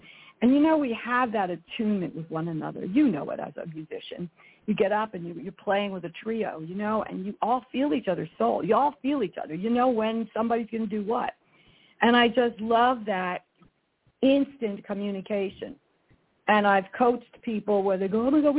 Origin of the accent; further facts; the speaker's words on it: Glen Rock, New Jersey, United States; also born or lived in New York City; now in Northern California, United States; my hometown of Glen Rock